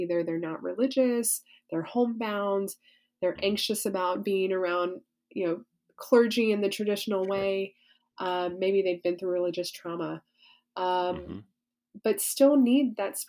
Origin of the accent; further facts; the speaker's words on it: the South, Southern United States, United States; as a Southerner